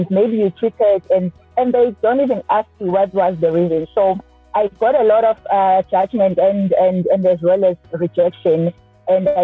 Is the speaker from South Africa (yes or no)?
yes; Durban, KwaZulu-Natal, South Africa; I am born and bred in Durban, KwaZulu-Natal